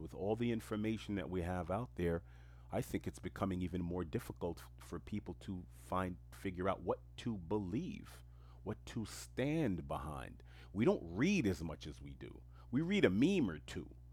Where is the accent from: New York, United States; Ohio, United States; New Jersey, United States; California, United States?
New York, United States; New York City; English is a second language; I grew up in the most diverse community on earth, which is Queens, New York